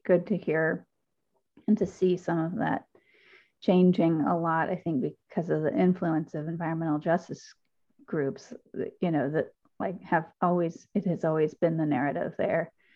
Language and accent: English; Decatur, Georgia, United States; I am also from Decatur.